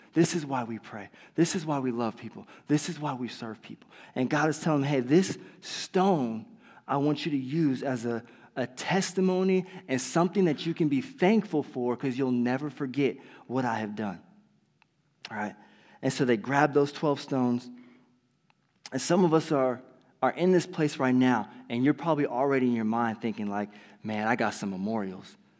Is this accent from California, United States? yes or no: yes; California, United States; moved away; I was from California